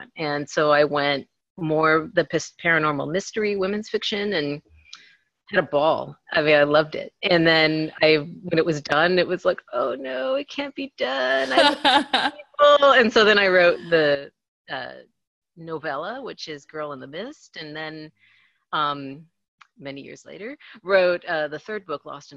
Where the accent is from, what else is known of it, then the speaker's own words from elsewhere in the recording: National City, California, United States; That's my hometown.